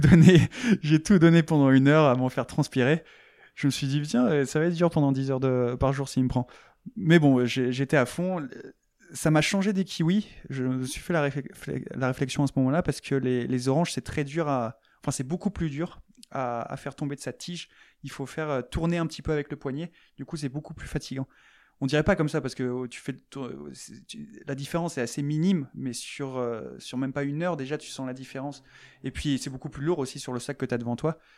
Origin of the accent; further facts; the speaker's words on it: France; je suis français